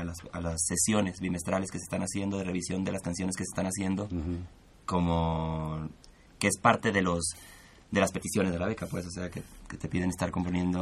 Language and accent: Spanish; Culiacán, Sinaloa, Mexico; moved away as an adult; Soy de Culiacán, Sinaloa